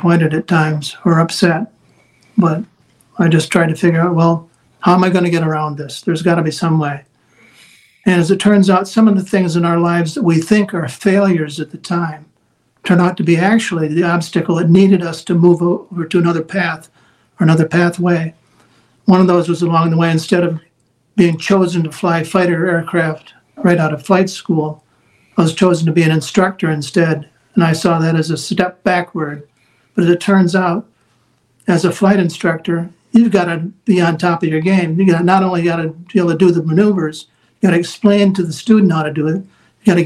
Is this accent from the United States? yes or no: yes; Wisconsin, United States; moved away; my home state of Wisconsin